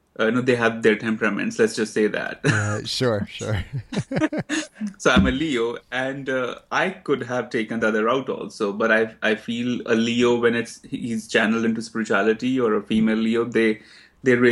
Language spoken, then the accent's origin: English; Himachal Pradesh, India; moved away as an adult; now in New York, United States; Dalai Lama's town is half an hour away from my hometown in India